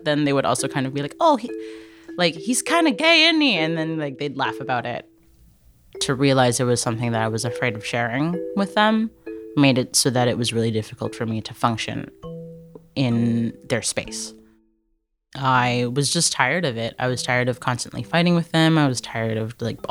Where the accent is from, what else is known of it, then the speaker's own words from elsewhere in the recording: Durham Region, Ontario, Canada; I was born in Canada, born in the Durham region, but my parents came to Canada from Hong Kong